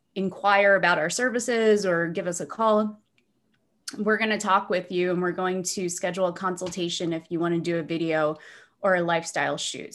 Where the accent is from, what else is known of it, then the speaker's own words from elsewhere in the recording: New Jersey, United States; now in Dunedin, United States; I am from New Jersey